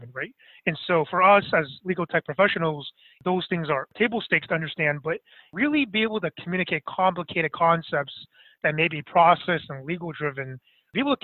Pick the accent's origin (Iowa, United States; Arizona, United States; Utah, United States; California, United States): California, United States; Bay Area; also born or lived in Boston; I'm actually from the Bay Area